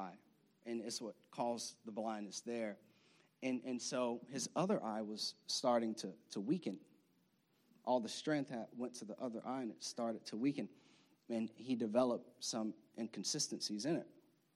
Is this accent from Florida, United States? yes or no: yes; Florida, United States; now in Maryland, United States; I know we live in liberal Maryland. We're from Florida